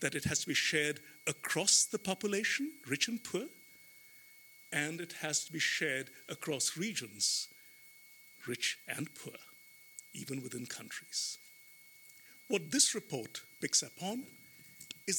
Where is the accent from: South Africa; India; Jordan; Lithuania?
India; moved away; my home country, India